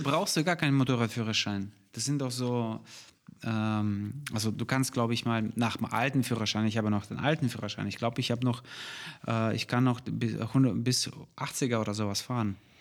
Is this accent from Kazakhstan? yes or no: yes; Almaty, Kazakhstan; now in Germany; Ich bin aus der Stadt äh, in äh, Almata. Ich wurde in Almata geboren, die Hauptstadt von Kasachstan.